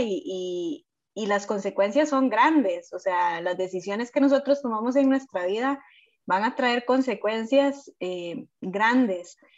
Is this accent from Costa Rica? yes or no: yes; Costa Rica; soy de Costa Rica